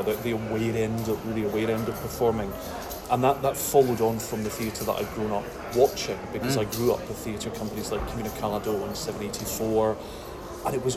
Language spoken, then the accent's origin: English; Glasgow, Scotland, United Kingdom; I was born in Glasgow. I come from the other end of the country, and grew up in the very grey industrial Glasgow 1970s